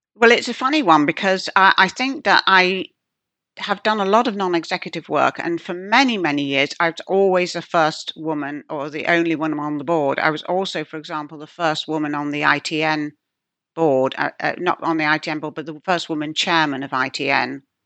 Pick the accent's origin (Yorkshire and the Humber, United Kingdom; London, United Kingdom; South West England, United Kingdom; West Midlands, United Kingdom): Yorkshire and the Humber, United Kingdom; moved away; I come from Yorkshire, my father's still there